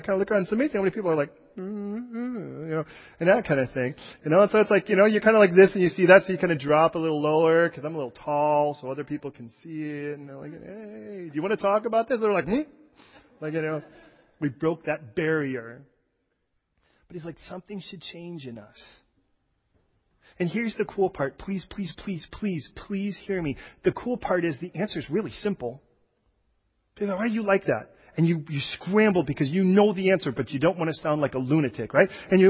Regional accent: Chicago, Illinois, United States; I wasn't born and raised in California, so when we went to plant a church there, I came from Chicago, where everyone was like, hey, stupid, right? That's how they talk.

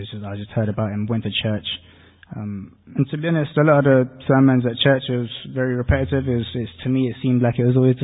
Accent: Portugal; I'm from Portugal. I grew up as a Catholic

